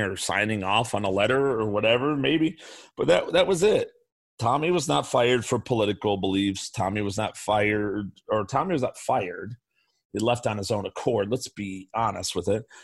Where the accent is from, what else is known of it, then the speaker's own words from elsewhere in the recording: Chicago, Illinois, United States; I grew up in the South Side of Chicago